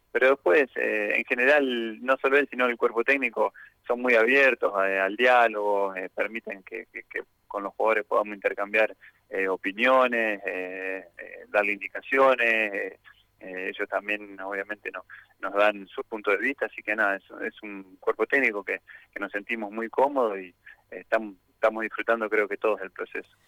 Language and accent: Spanish; Argentina; nuestro fútbol